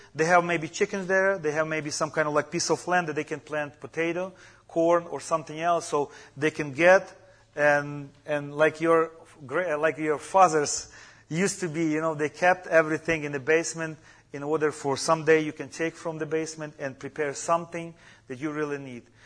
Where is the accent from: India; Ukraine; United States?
Ukraine; English is a second language; moved away; I come from Ukraine too